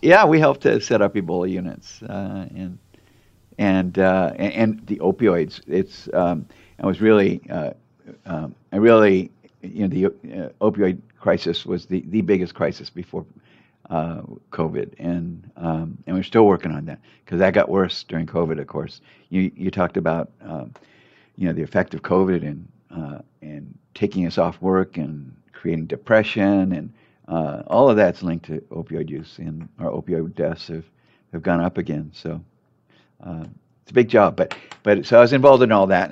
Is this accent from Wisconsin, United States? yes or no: no; Torrance, California, United States; I grew up in Torrance